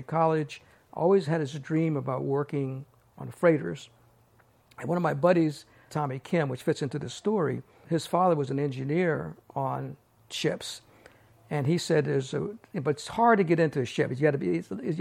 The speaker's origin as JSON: {"language": "English", "region": "Maryland", "country": "United States", "tie": "born or raised there", "also_born_or_lived": "Takoma Park, Maryland", "moved": "as an adult", "lives_now": "San Francisco, United States", "said": "I was born in Maryland. Lived in Maryland until I was about 19 years old"}